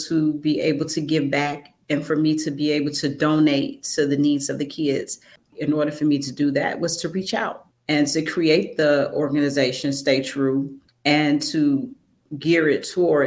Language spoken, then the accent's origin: English; Chicago, Illinois, United States; I am from Chicago.